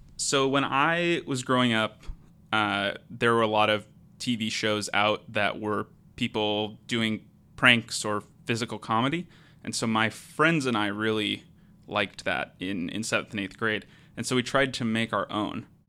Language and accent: English; Portland, Oregon, United States; moved away as an adult; now in Seattle, United States; I'm from the Portland area